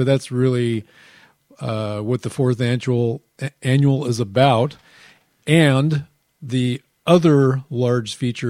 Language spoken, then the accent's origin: English; Seattle, Washington, United States; I was born in Ballard. I have roots to the Seattle Center.